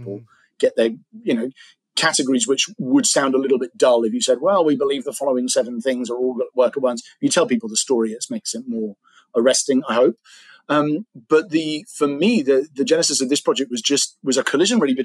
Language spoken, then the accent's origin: English; England, United Kingdom; I'm an English guy